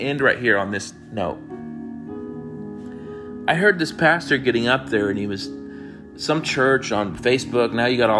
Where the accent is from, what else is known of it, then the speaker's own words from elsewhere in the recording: United States; I'm an American